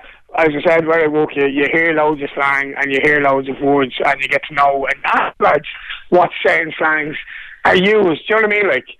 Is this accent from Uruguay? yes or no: no; Ireland; Like, that's just brushed off because we're Irish. We're supposed to just take it.